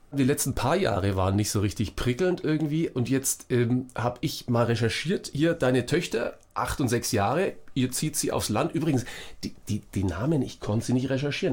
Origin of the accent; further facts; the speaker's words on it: Franconia, Bavaria, Germany; accent: Franconian; ich komme aus Franken